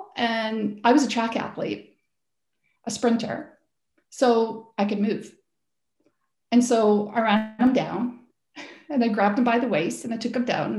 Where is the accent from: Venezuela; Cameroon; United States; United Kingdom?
United Kingdom; Scotland; now in Canada; I grew up in Scotland and played lots of sport in Scotland